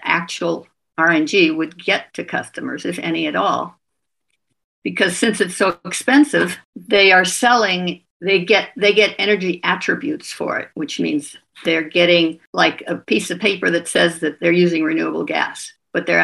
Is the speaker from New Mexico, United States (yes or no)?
no; California, United States; moved away as an adult; also born or lived in Sweden / Vermont; now in Burlington, United States; I grew up in California and spent most of my adult life in Sweden, where I raised my family, and then moved back to California in 2010